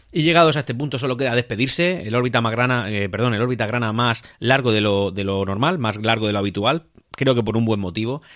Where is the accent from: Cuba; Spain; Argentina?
Spain; Region of Murcia; el de nuestra tierra, el Real Murcia